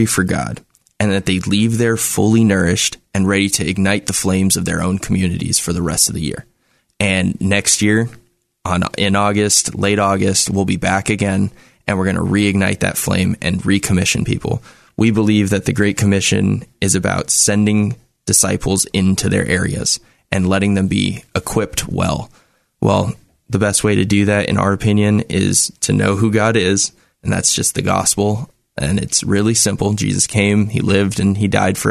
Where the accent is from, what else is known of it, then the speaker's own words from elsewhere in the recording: Los Angeles, California, United States; I am from Los Angeles. I was born and raised in LA.